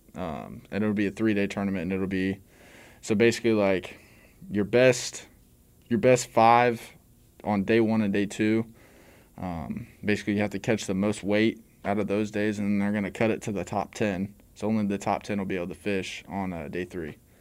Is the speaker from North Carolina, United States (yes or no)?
no; Excelsior Springs, Missouri, United States; now in Warrensburg, United States; I'm from Excelsior Springs, uh, Missouri